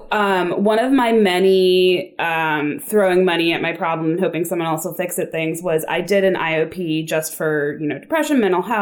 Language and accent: English; Chevy Chase, Maryland, United States; moved away as an adult; also born or lived in Washington, D.C.; I grew up in Chevy Chase, Maryland